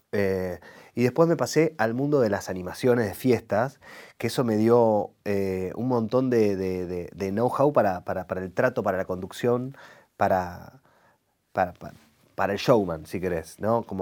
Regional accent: Rosario, Santa Fe, Argentina; Y yo ahí como, para esto me vine de Rosario.

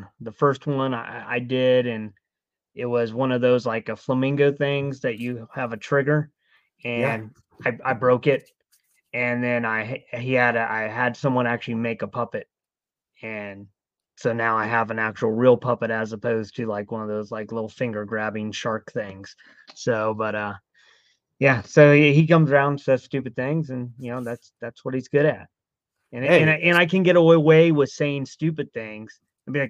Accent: Ohio, United States; also born or lived in Florida; now in Maryland, United States; I grew up in Ohio

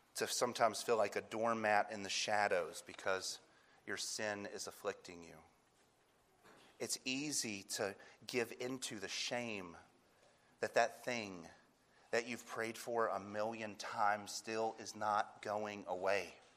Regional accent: North Carolina, United States; I'm from North Carolina

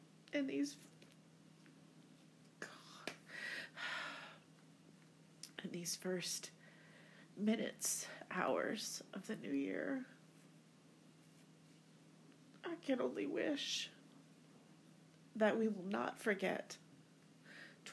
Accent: United States; moved away; my home country of the United States

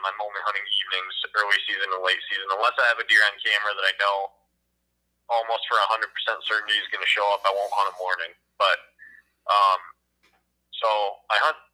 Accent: Michigan, United States; my home state in Michigan

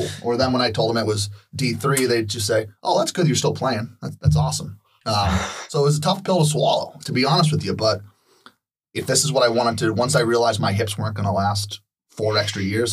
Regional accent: Arlington, Massachusetts, United States; growing up in Arlington, you play football, hockey, and baseball

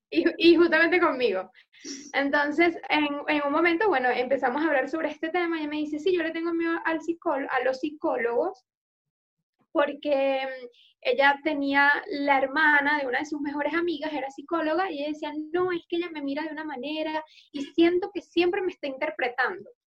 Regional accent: Ecuador; moved away; yo soy de Ecuador

